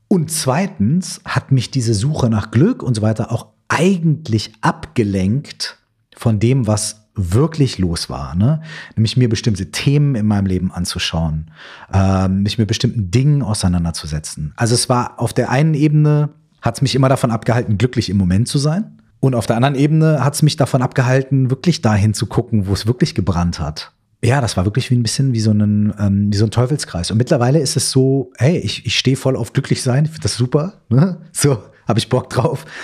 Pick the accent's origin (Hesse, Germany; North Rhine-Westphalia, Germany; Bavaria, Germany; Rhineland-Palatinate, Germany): North Rhine-Westphalia, Germany; Minden; ich komme aus Minden in Westfalen